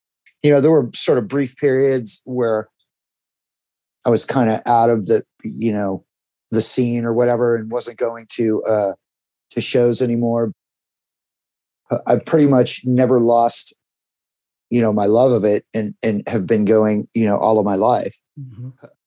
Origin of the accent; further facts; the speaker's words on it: Huntington Beach, California, United States; also born or lived in Arizona; I grew up in Southern California, in Huntington Beach. My family moved here in the early 70s, and I was born in Arizona, but grew up here